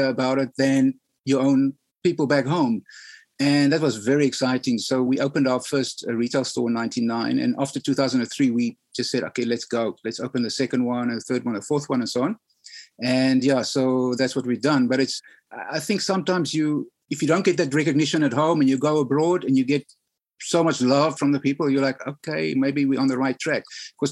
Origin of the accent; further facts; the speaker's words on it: South Africa; as a South African